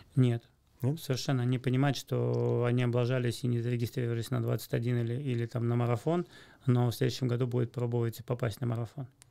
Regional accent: Moscow, Russia; я из Москвы

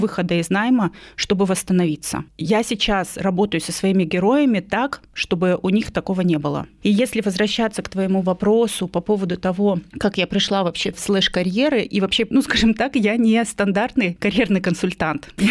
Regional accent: a small town in Irkutsk Oblast, Russia; moved away as an adult; now in Moscow, Russia; я не москвичка, я приехала из маленького города города, из Иркутской области.

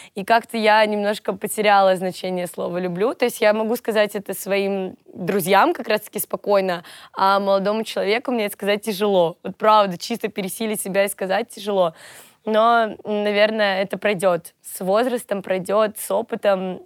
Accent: Volgograd, Volgograd Oblast, Russia; moved away as an adult; now in Moscow, Russia; Они у меня из Волгограда, и я сама из Волгограда», то есть я переехала в Москву только год назад

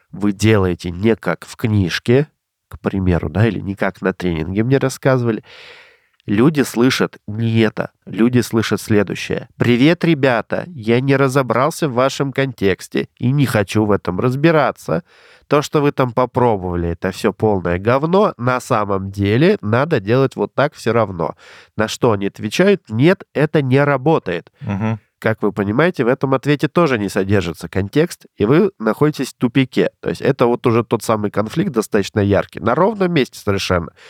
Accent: Omsk, Omsk Oblast, Russia; moved away; я 27 лет прожил в Омске

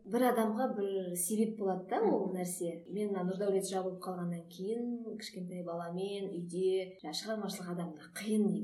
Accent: Kazakhstan; қарға тамырлы қазақпыз

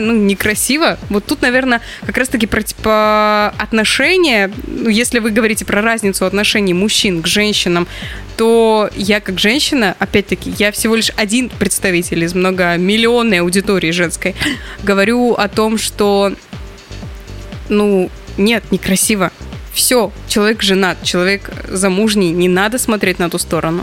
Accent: Caucasian Mineral Waters, Stavropol Krai, Russia; moved away; я росла в, на Кавказских минеральных водах

